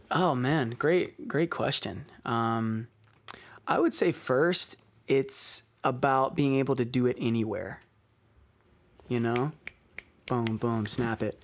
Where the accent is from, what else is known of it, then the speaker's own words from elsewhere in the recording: Alabama, United States; now in Baltimore, United States; back in my hometown